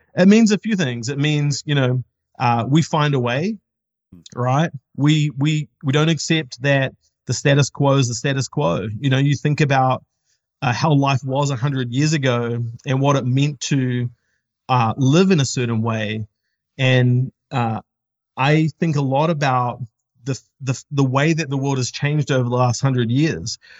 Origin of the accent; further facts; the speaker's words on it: New Zealand; now in United States; we're not from the States, we're from New Zealand